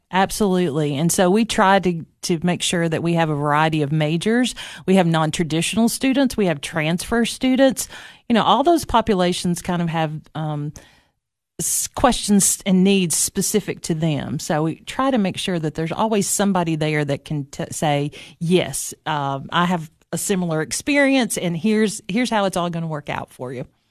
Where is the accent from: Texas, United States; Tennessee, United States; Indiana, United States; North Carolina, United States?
Tennessee, United States; Baxter; also born or lived in Knoxville, Tennessee; it all started in Baxter, Tennessee, right? Uh, sometimes I say that I was from Upperman High School